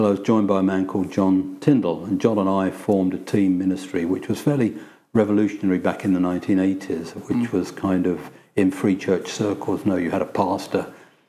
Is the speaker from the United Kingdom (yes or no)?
yes; London, United Kingdom; also born or lived in Bournemouth; I'm a London lad. Though I was born in Bournemouth, I spent all my life, bar those first 6 months, in London.